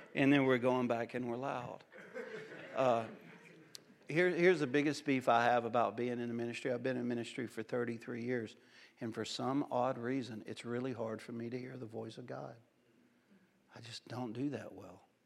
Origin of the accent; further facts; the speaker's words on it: Cajun, Louisiana, United States; in my home, we're loud people, we're Cajun people